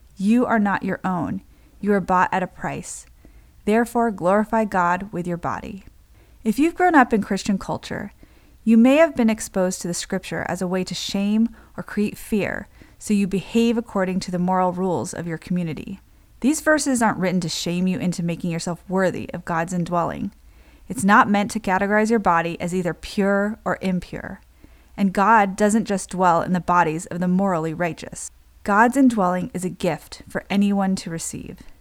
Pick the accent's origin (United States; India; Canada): United States; I'm Japanese American